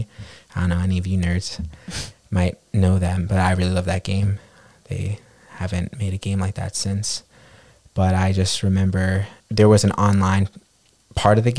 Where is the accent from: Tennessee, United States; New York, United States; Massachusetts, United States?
New York, United States; New York City; growing up on the Upper West Side